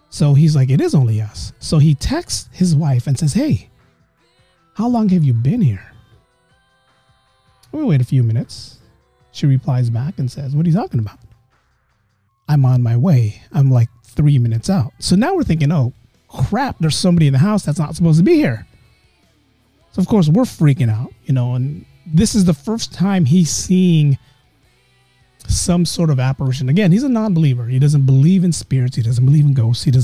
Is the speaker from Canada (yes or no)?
no; Philippines; we're all Filipino. So there's a certain ghost in the Philippines